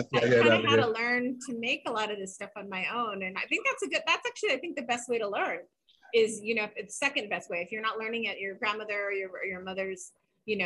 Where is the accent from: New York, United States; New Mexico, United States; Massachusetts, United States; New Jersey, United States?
New Mexico, United States; Santa Fe; when I was growing up in Santa Fe